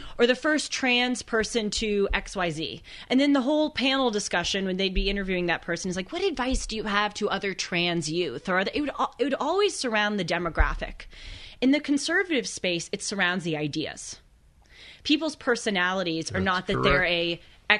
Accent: Los Angeles, California, United States; growing up in Los Angeles, going to liberal schools

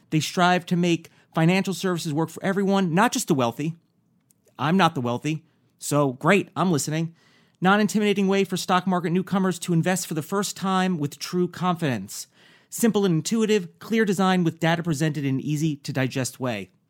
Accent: New York, United States; I'm also from New York

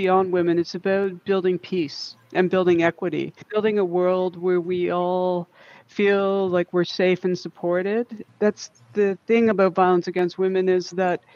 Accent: Simcoe County, Georgian Bay, Ontario, Canada; moved away as an adult; also born or lived in Lethbridge, Alberta / Northwest Territories; come back to my home, which is Simcoe County, which is Georgian Bay

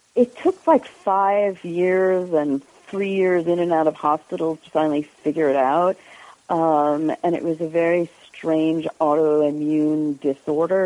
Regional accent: Westchester, New York, United States; I didn't grow up in Jersey. I grew up in Westchester, which is even worse

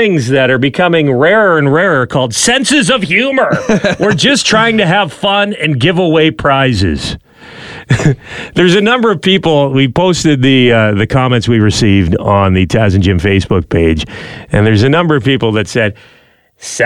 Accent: London, Ontario, Canada; There was a pizza place when I was growing up in London, Ontario

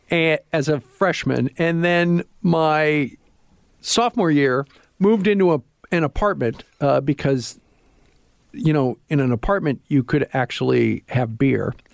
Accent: Iowa, United States; didn't really like that, even though I'm from Iowa

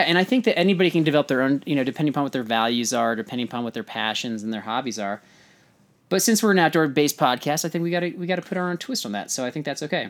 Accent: California, United States; I'm from California

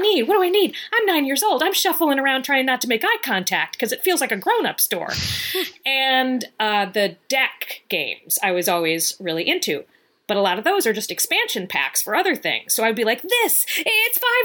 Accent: Virginia, United States; moved away; I'm from Virginia

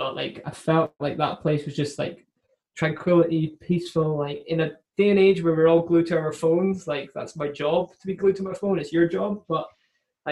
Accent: Scotland, United Kingdom; a Scottish guy who lives 3 hours away

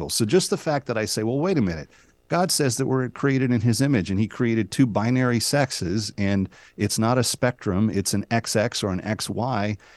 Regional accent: the South, United States; I'm from the South.

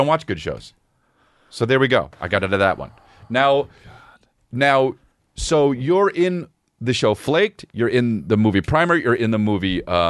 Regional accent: South Korea; you guys do have Korean food, right? Because I love food from my home country.

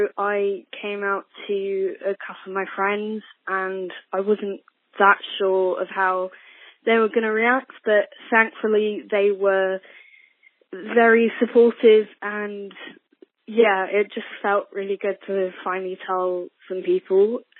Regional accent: London, United Kingdom; I'm from London, England, in case you couldn't tell by the accent.

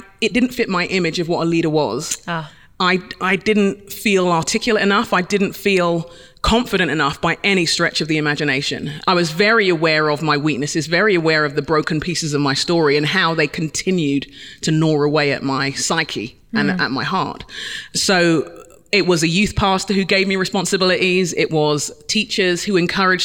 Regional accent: London, United Kingdom; I'm a Londoner by birth. I was born in London, in England, Nigerian parents

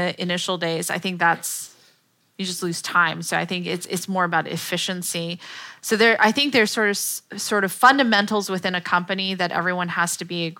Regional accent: Palo Alto, California, United States; I'm from Palo Alto

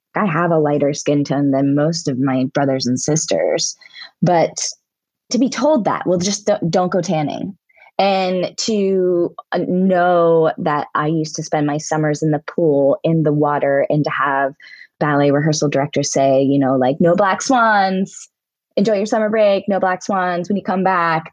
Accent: Altoona, Pennsylvania, United States; I grew up in Altoona, Pennsylvania.

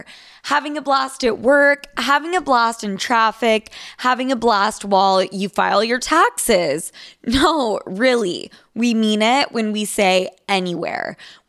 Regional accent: Utah, United States; now in New York, United States; I am from Utah, and I dated there

